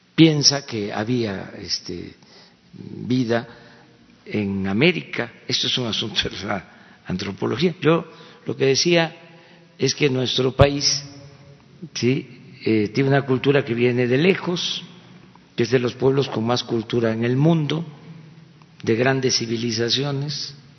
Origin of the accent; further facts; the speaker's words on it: Mexico; ya en nuestro país había imprentas y había universidades